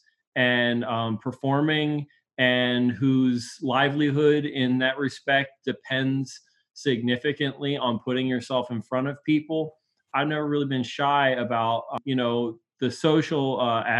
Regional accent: Baltimore, Maryland, United States; Until I was 13 years old, I lived in Bel Air Edison, just 6 blocks from where I am now. And when I was 13, we moved to where my parents still live, which is half a block from my house where I live now

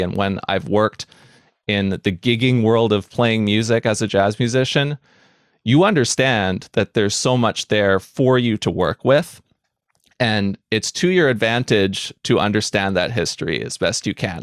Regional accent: New Westminster, British Columbia, Canada; I grew up here in the Vancouver area in a city called New Westminster

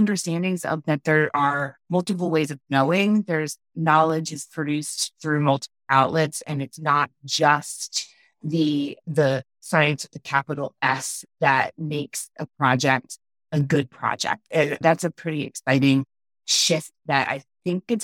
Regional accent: Philadelphia, Pennsylvania, United States; now in Denver, United States; I grew up in Philadelphia

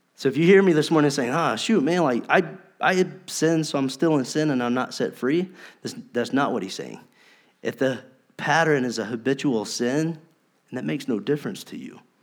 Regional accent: North Carolina, United States; We're from North Carolina.

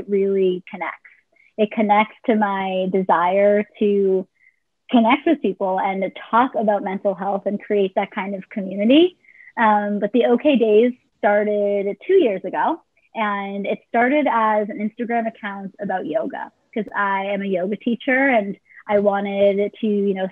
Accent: Boston, Massachusetts, United States; also born or lived in Israel / New York; I grew up in the Boston area

